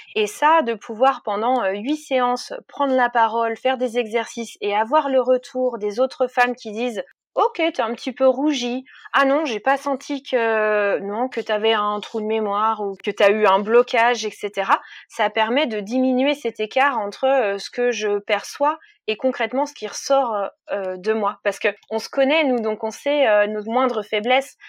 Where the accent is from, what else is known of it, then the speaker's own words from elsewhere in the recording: Jura, Bourgogne-Franche-Comté, France; moved away; je, viens du Jura, donc de l'autre côté de la France